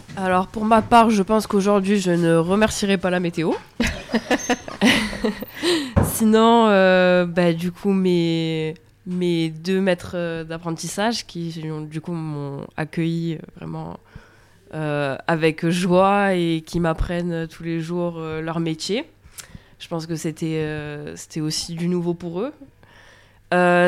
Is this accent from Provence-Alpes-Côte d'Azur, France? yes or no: yes; Bouches-du-Rhône, Provence-Alpes-Côte d'Azur, France; moved away as an adult; also born or lived in Sète; je suis originaire des Bouches-du-Rhône